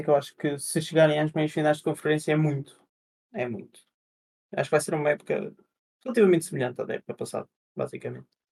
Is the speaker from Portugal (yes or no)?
yes; Portugal; sou português